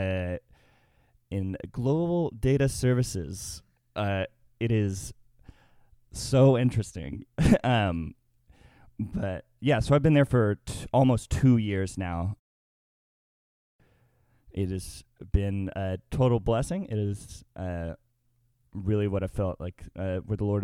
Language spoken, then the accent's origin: English; Little Rock, Arkansas, United States; moved away as an adult; now in Murfreesboro, United States; I am from Little Rock, Arkansas. I actually went to high school with Jacob here